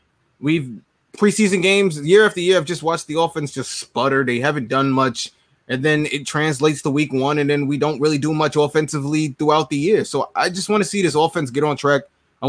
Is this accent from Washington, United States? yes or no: no; New York, United States